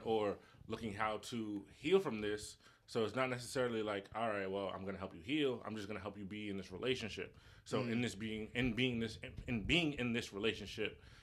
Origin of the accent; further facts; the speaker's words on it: Connecticut, United States; I'm from Connecticut